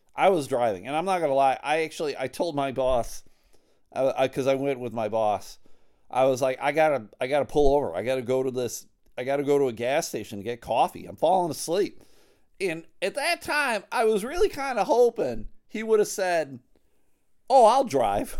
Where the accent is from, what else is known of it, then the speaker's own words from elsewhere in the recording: Buffalo, New York, United States; now in Michigan, United States; I'm from Buffalo, New York